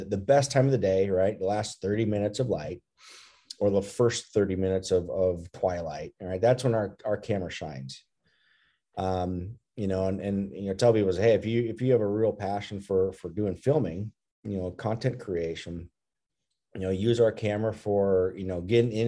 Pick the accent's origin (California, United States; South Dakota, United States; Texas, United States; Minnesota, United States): Minnesota, United States; growing up in Minnesota with our cabin north of Brainerd